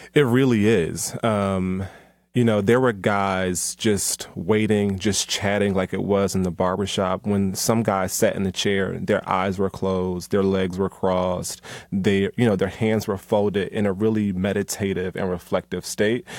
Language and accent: English; Philadelphia, Pennsylvania, United States; now in Atlanta, United States; Philly, you know, my hometown